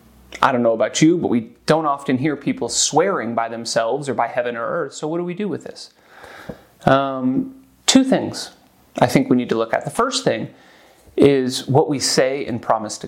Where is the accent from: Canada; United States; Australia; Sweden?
United States; moved away as an adult; now in Zurich, Switzerland; as an American